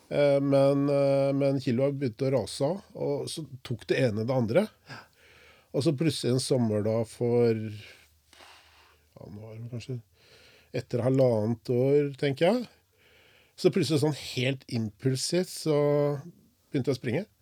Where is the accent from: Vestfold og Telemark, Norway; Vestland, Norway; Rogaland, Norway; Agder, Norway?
Vestfold og Telemark, Norway; Porsgrunn; Jeg er jo fra Eidanger. Vokste opp på Engefeltet på Eidanger.